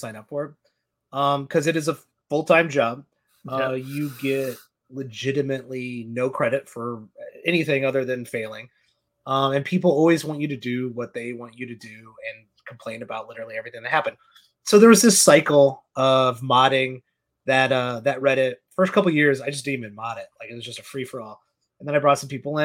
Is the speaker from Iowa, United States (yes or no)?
no; downstate Illinois, United States; moved away as an adult; now in Chicago, United States; I'm from downstate Illinois